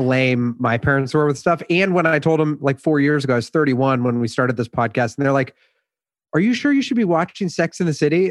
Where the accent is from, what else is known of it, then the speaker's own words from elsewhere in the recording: Columbus, Ohio, United States; moved away as an adult; now in New York, United States; I'm from Columbus, Ohio. And I've been in New York now for thirteen years